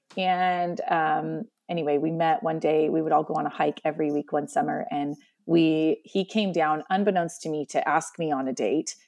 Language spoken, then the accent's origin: English; Columbia Gorge, Oregon, United States; also born or lived in central Washington; now in Washington, United States; In Oregon, I was born and raised, um, along the Columbia River in what we call the Columbia Gorge